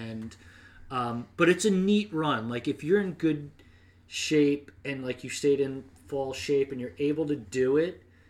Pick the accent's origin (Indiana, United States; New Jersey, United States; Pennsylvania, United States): New Jersey, United States; you know, my home state.